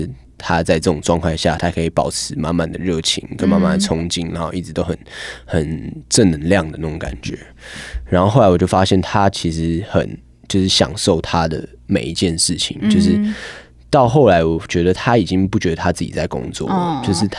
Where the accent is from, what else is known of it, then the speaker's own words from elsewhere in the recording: Hualien, Hualien County, Taiwan; 我们那时候去从台北去花莲，回到我家乡